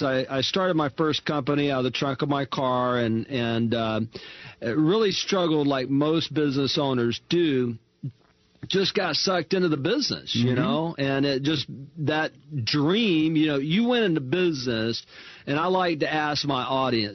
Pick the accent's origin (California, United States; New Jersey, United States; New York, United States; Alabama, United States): Alabama, United States; Mobile; moved away as an adult; now in Houston, United States; I grew up in Mobile, Alabama